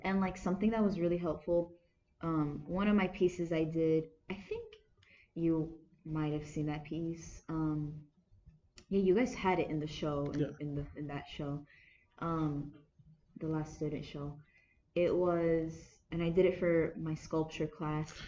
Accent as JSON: {"language": "English", "town": "Anaheim", "region": "California", "country": "United States", "tie": "born or raised there", "said": "I was born and raised in Anaheim. I'm American"}